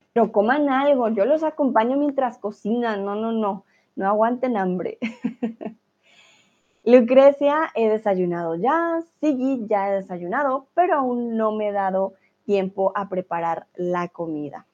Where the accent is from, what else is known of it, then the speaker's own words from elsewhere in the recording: Colombia; first language Spanish; now in Germany; Soy de Colombia, vivo en Alemania